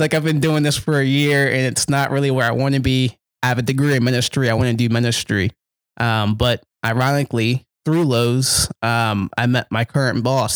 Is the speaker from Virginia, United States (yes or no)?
yes; Gloucester, Virginia, United States; I grew up in Gloucester, Virginia, another small place